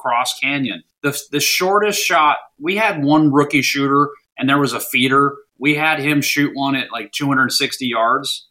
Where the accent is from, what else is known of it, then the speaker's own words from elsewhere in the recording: Anchorage, Alaska, United States; also born or lived in Minnesota / Washington, D.C. area; now in Florida, United States; I was born and raised in Anchorage, Alaska.